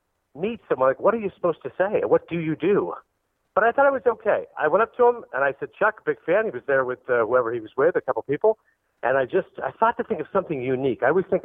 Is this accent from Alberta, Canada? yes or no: no; Toronto, Ontario, Canada; being Canadian, I'm from Toronto.